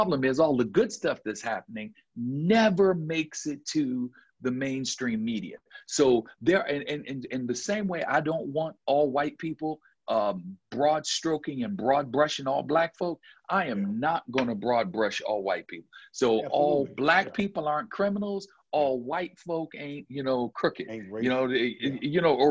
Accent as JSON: {"language": "English", "town": "Buffalo", "region": "New York", "country": "United States", "moved": "yes", "lives_now": "Georgia, United States", "said": "I'm from Buffalo, New York"}